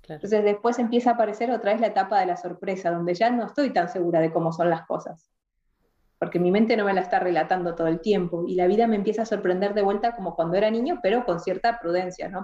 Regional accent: Argentina; crecí acá en Argentina

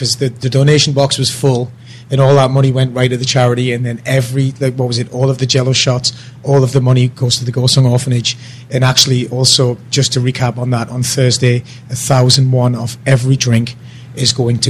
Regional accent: United Kingdom; now in South Korea; I'm saying penny because I'm British

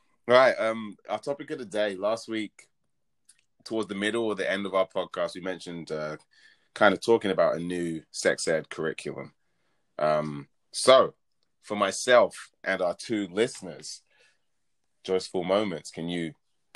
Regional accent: London, United Kingdom; now in Bay Area, United States; I was born and raised in London. Shout out to South London.

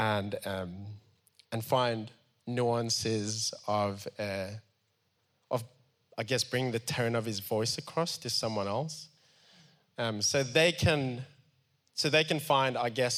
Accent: Cape Town, Western Cape, South Africa; I grew up in Mitchell's Plain for a lot of my childhood. And that's the roots

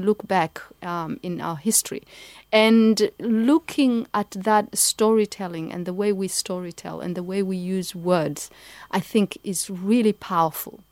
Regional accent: Kenya; moved away; also born or lived in Somalia; I live, I grew up in Kenya

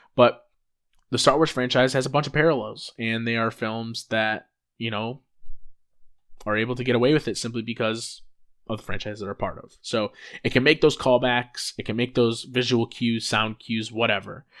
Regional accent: Rockford, Illinois, United States; a kid from my hometown, Rockford, Illinois.

